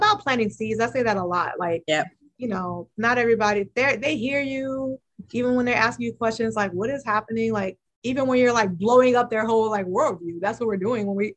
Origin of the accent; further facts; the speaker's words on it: Cleveland, Ohio, United States; I'm from Cleveland